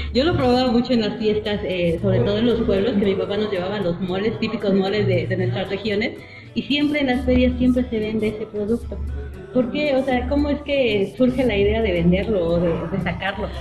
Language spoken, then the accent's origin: Spanish; Mexico; nosotros hacemos como grandes mexicanos